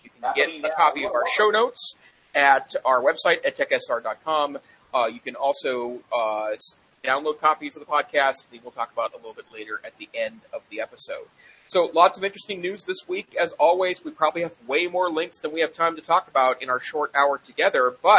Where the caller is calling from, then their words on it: Missoula, Montana, United States; I am joining from Missoula, Montana, where I am the curriculum director and assistant director of the Montana Digital Academy, the state virtual school located on the University of Montana campus, fabulous Missoula